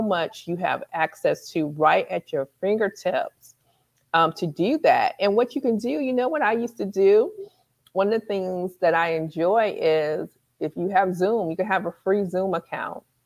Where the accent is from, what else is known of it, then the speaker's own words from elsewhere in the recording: Michigan, United States; moved away; Michigan's my hometown